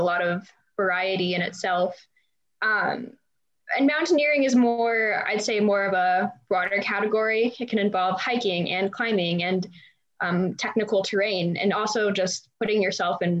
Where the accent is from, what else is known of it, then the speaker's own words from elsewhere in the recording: Fort Collins, Colorado, United States; also born or lived in Breckenridge, Colorado / United Kingdom; I grew up in Fort Collins, Colorado, which is north of Denver